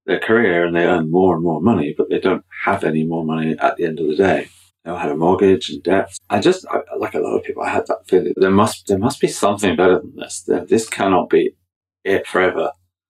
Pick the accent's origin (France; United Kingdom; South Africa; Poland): United Kingdom; England; moved away as an adult; now in County Down, United Kingdom; I'm from County Down. I'm originally from England, been in Northern Ireland for 20 years now.